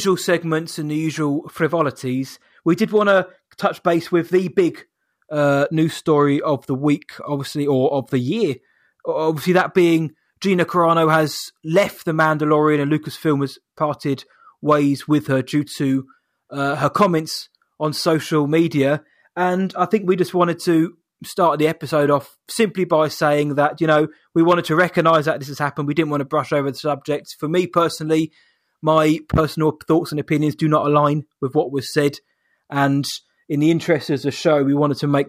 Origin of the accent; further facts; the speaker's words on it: United Kingdom; I'm British